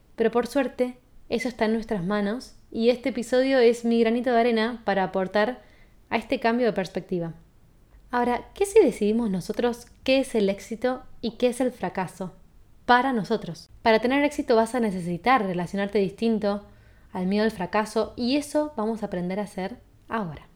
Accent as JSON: {"language": "Spanish", "country": "Argentina", "said": "soy de Argentina"}